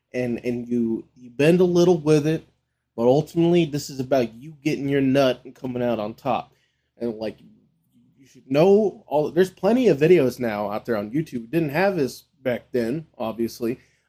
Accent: Las Vegas, Nevada, United States; And it's also just growing up in Vegas

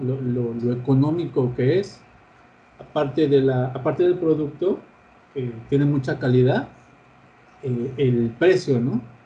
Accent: Mexico; como mexicanos

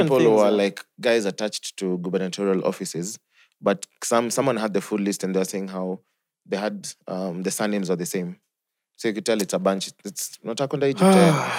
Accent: Kenya; I'm from Kenya.

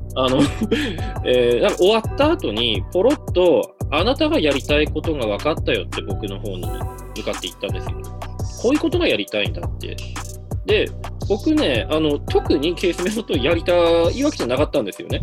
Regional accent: Hirosaki, Aomori, Japan; moved away as an adult; also born or lived in Sendai, Miyagi; now in Osaka, Japan; 出身がだから青森県の弘前市で、はい、弘前大

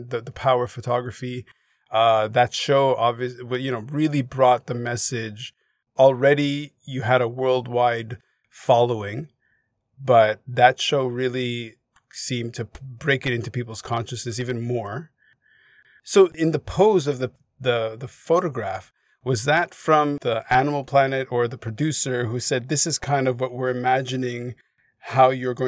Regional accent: Montreal, Quebec, Canada; moved away; also born or lived in Hong Kong; I grew up in Montreal

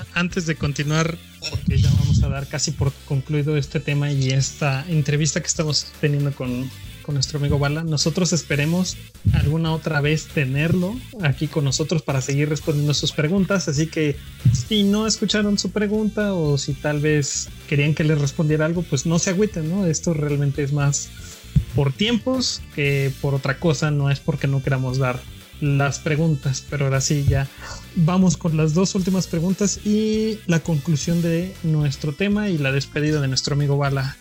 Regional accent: Mexico; como mexicanos

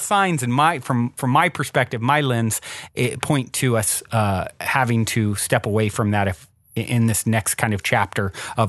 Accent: Virginia, United States; I grew up in the South, in Virginia

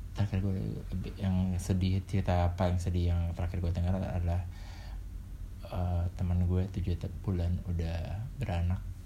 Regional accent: Jakarta, Indonesia; gue besar dan tinggal di Jakarta walaupun pernah di luar kota

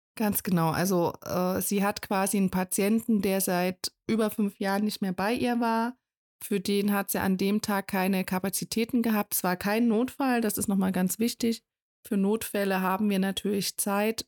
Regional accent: Thuringia, Germany; bei uns in Thüringen

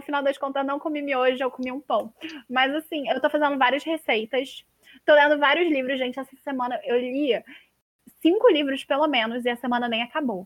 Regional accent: Rio de Janeiro, Brazil; Eu sou do Rio de Janeiro

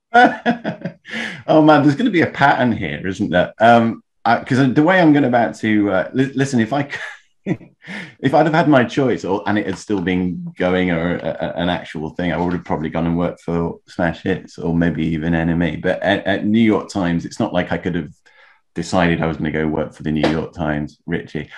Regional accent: Leeds, Yorkshire and the Humber, United Kingdom; moved away as an adult; now in London, United Kingdom; I grew up in Leeds, by the way, moved down to London

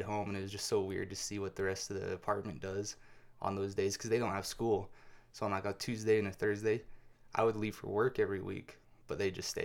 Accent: United States; also born or lived in Greece; I'm still American through and through

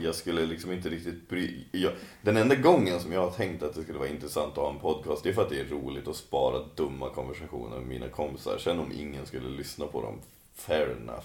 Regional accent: Sweden; jag kommer från Åsbygden

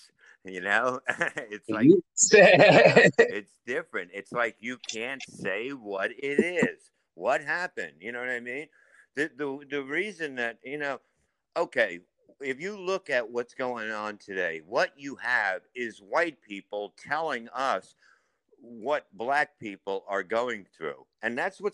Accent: New York City, New York, United States; I grew up in Staten Island when it was nothing.

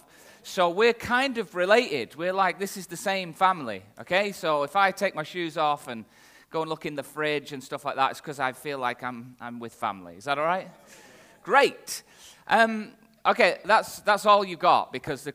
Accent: the north of England, United Kingdom; accent: northern English; My accent is very clearly from the north of England

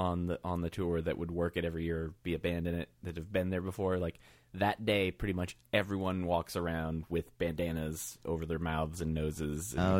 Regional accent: Michigan, United States; moved away; also born or lived in Virginia / Minneapolis; I grew up in Michigan

